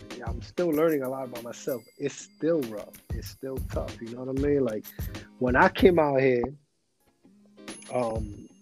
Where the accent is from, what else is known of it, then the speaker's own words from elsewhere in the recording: New York City, New York, United States; accent: New York; moved away as an adult; also born or lived in Los Angeles; Growing up where I grew up at, in Elwood and 196, in that part of Washington Heights